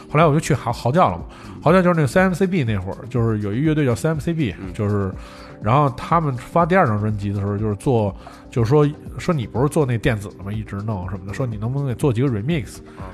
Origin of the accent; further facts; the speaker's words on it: Beijing, China; 都是海淀区人